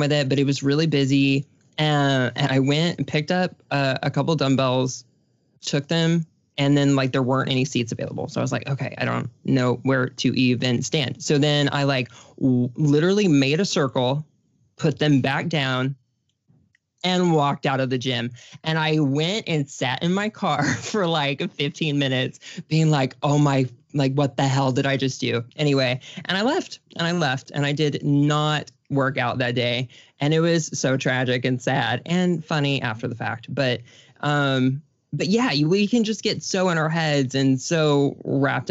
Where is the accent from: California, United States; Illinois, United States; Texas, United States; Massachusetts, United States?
Texas, United States; I'm from Texas